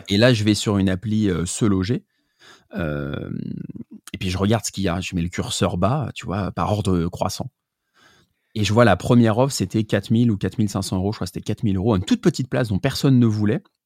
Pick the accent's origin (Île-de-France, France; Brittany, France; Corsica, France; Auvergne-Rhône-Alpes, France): Île-de-France, France; Paris; je suis parisien. Je viens du deuxième arrondissement au départ.